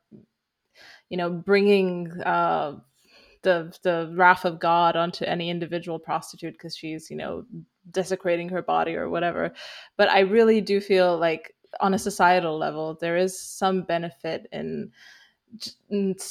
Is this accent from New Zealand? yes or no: no; Romania; I'm from Romania